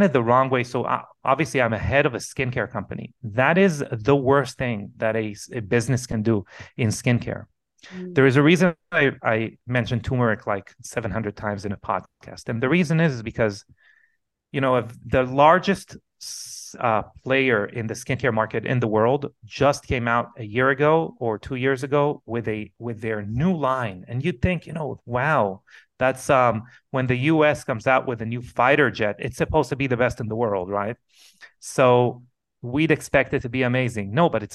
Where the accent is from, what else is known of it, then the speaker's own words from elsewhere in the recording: Israel; English is a second language; moved away; I come from Israel originally